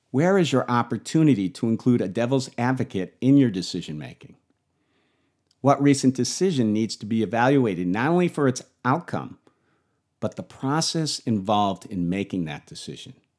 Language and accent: English; Buffalo, New York, United States; I grew up in Buffalo